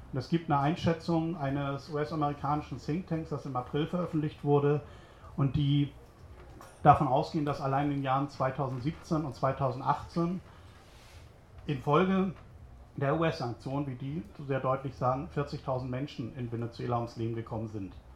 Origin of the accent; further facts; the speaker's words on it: Hamburg, Germany; now in Berlin, Germany; bin aber eigentlich äh, gebürtiger Hamburger. Ich hoffe, das hört man auch noch